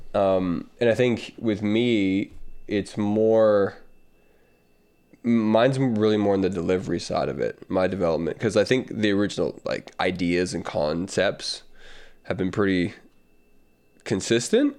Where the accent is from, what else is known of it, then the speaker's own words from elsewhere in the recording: the South, United States; accent: Southern; moved away; I'm just a Southern guy